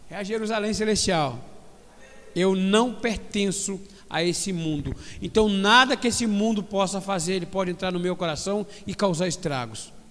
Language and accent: Portuguese; Brazil; Eu falo agora como brasileiro.